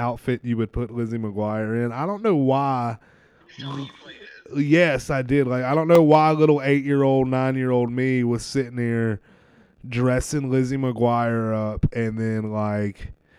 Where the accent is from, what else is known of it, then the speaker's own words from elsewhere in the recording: South Carolina, United States; I'm from South Carolina